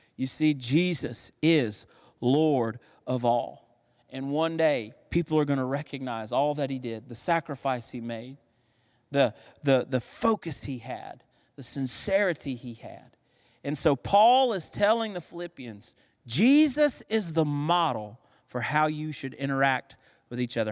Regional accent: United States

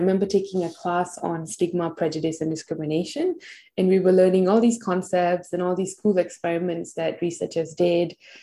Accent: Kuala Lumpur, Malaysia; moved away as an adult; also born or lived in Massachusetts, United States; now in Australia; I was born and raised in Malaysia

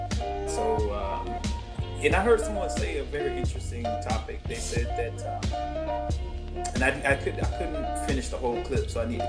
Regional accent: United States; we are as American can be, in terms of we only exist in this country.

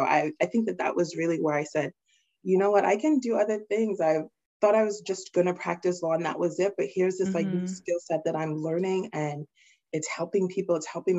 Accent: England, United Kingdom; also born or lived in Nigeria; I am Nigerian. I was born there in Nigeria in the 80s, and then my family moved to England, and that's where I spent the majority of my childhood.

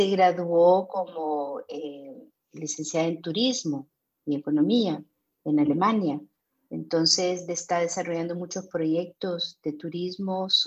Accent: London, United Kingdom; born there; also born or lived in Germany / Vienna, Austria / Rio de Janeiro, Brazil; yo nací en Londres, en el barrio de Chelsea, así que soy una Chelsea girl.

